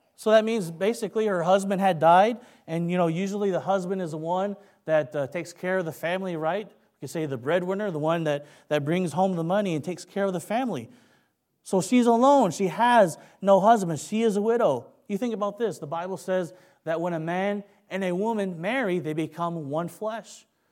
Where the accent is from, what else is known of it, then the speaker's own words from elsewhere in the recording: Kentucky, United States; accent: Kentucky; moved away; also born or lived in San Francisco, California / Philippines; I was raised in Kentucky